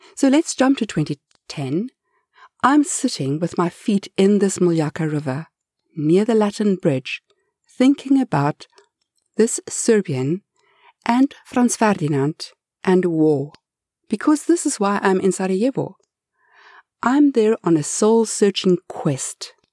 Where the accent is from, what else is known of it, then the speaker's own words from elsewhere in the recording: South Africa; I grew up in apartheid South Africa